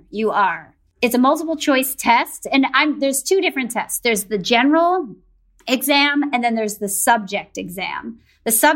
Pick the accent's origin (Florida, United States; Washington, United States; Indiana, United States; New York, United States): New York, United States; the New York area, United States; I grew up in the New York area